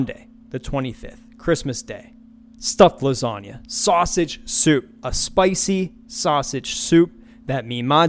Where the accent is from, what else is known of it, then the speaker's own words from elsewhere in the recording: Western Pennsylvania, United States; I'm a hoopie from Western PA